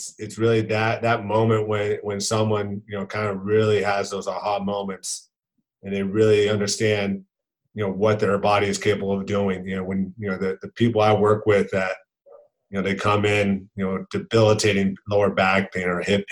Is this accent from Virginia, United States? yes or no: no; Lake Forest, California, United States; I grew up in Lake Forest, California. It's in Orange County, California